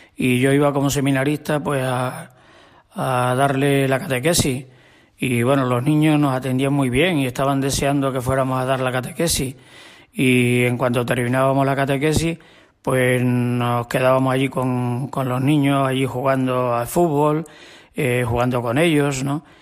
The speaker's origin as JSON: {"language": "Spanish", "town": "Mata de Alcántara", "region": "Extremadura", "country": "Spain", "tie": "born or raised there", "moved": "yes", "said": "Yo soy de Mata de Alcántara."}